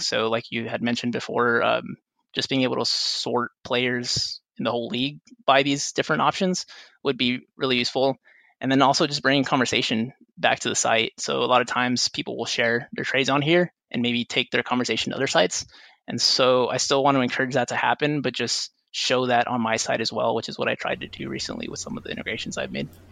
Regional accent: Rio Grande Valley, South Texas, United States; born or raised there; also born or lived in San Antonio, Texas

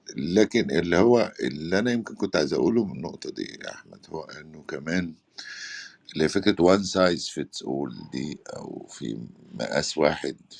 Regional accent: Upper Egypt, Egypt; اتربيت انا في الفتره اللي البنت في الصعيد

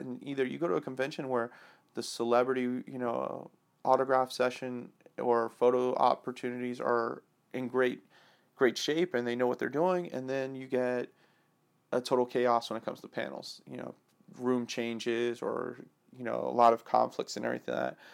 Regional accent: Atlanta, Georgia, United States; moved away; I grew up in Atlanta when I was a young kid to high school

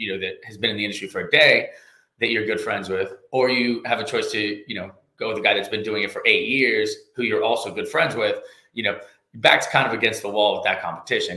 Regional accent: Katy, Texas, United States; moved away as an adult; also born or lived in Louisiana; now in Lafayette, United States; I was actually raised in Katy, Texas, just west of Houston

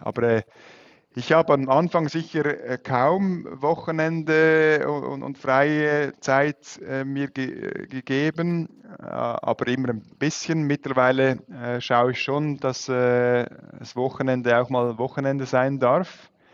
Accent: Switzerland; als Schweizer

